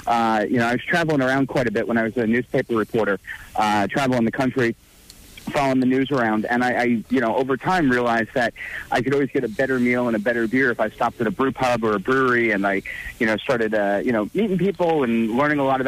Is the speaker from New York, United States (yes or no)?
no; New Jersey, United States; born and raised in Jersey